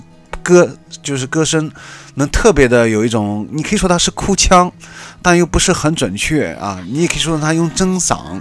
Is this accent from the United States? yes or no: no; China; 作为一个中国人来说，你可以完全完全听不懂他的一句日文歌词